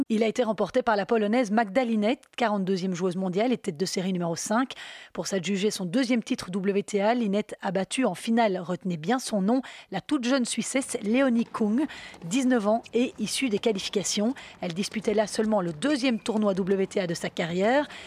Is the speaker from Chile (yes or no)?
no; Canada; Ça m'a beaucoup amusé parce que je suis canadien.